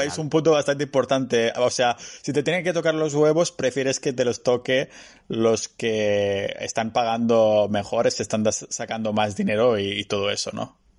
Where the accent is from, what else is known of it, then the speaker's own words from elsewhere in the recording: Catalonia, Spain; soy muy catalán